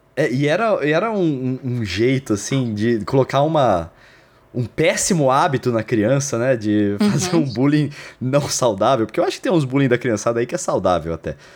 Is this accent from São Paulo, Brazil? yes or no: yes; Lençóis Paulista, São Paulo, Brazil; Lençóis Paulista, onde eu oh. cresci.